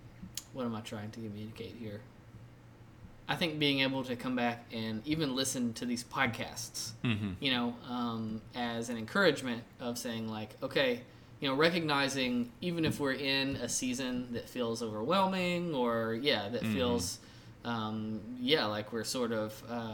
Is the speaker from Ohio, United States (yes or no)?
no; Louisiana, United States; now in Jackson, United States; Instead of saying, well, we're from here, you know, we're from Louisiana or we're from Tennessee, but now we live here.